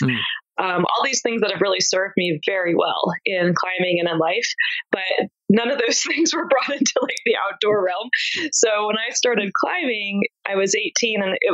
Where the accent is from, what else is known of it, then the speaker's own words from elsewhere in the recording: East Coast, United States; I grew up in the East Coast